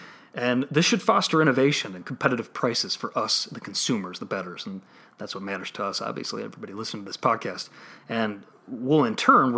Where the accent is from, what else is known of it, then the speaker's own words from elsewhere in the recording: Illinois, United States; my home state of Illinois.